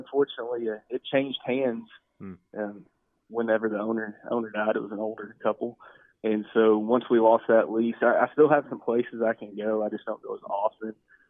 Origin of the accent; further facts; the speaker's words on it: Bosque County, near Waco, Texas, United States; I grew up in Bosque County, just outside of Waco